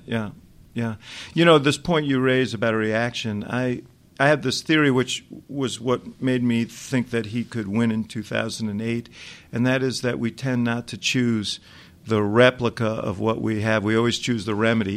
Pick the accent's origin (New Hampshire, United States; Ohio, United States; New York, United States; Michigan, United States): New York, United States; New York City; moved away as an adult; now in Chicago, United States; I grew up in New York City